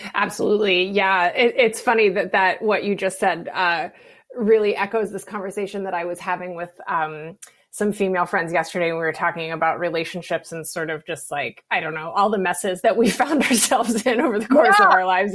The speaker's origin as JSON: {"language": "English", "region": "West Virginia", "country": "United States", "said": "I'm from West Virginia"}